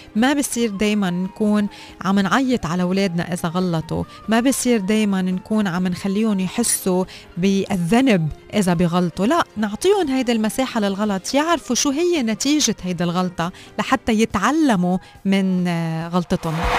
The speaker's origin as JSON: {"language": "Arabic", "country": "Lebanon", "said": "وانا لبنانيه"}